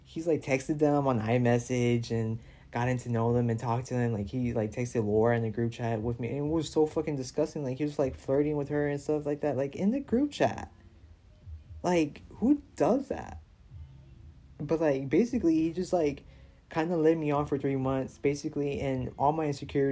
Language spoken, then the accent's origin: English; Houston, Texas, United States; I'm from Houston